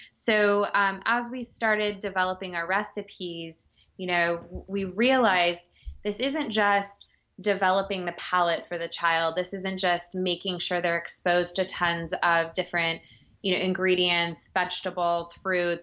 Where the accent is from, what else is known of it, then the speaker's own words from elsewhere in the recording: Texas, United States; now in New York City, United States; born and raised in Texas and moved to New York.